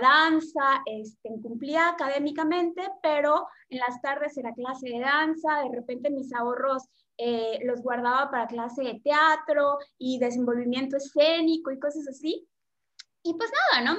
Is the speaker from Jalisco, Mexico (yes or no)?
no; Yucatán, Mexico; soy mexicana del sur, que es Yucatán